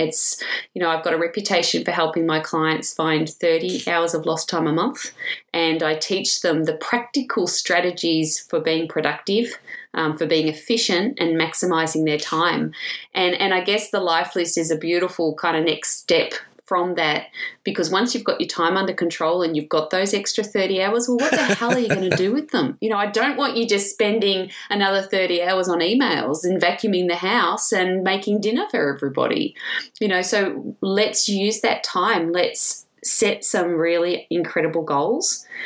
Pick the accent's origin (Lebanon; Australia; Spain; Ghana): Australia; Williamstown, Victoria; also born or lived in England; I grew up in Williamstown